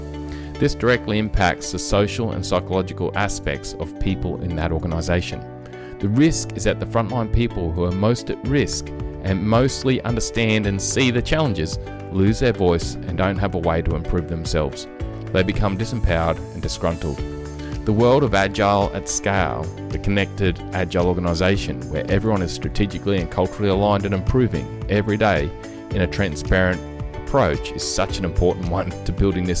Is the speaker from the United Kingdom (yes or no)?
no; Australia; accent: Aussie; two Aussie accents